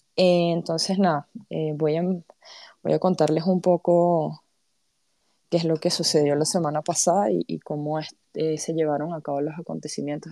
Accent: Panama; vengo de Panamá

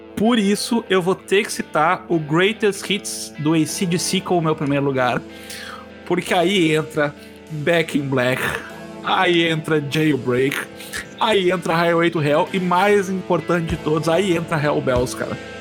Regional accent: Rio Grande do Sul, Brazil; trazer uma um pouco aqui para minha terra

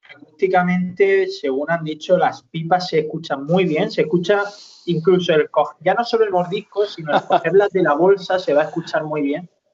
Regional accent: Almería, Andalusia, Spain; somos de Almería

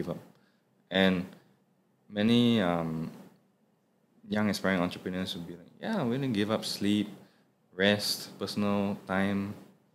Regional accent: Singapore; I, as a Singaporean Chinese

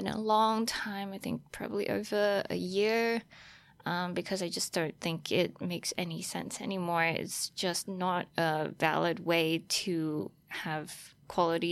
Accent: Australia; moved away as an adult; also born or lived in Taiwan; now in New York, United States; I was born in Taiwan, and then I grew up in Australia. I spent like 14 years there and eventually made it out to New York

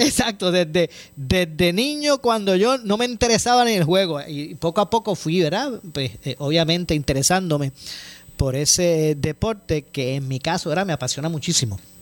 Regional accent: Ponce, Puerto Rico; somos de Ponce eh, y nos apasiona el béisbol

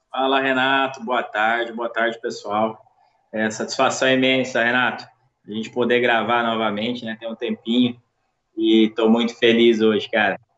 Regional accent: Uberaba, Minas Gerais, Brazil; born there; sou nascido em Uberaba, Minas Gerais, é, tenho 30 anos e sou pai, né?

